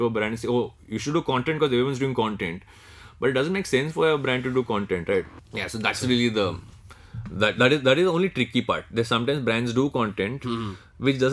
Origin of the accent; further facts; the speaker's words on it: Andhra Pradesh, India; I'm from Andhra Pradesh, right? But I tend to say that I'm South Indian